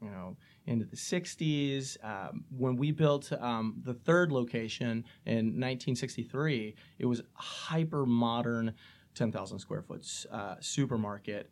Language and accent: English; St. Charles, Illinois, United States; moved away as an adult; born and raised in St. Charles and love St. Charles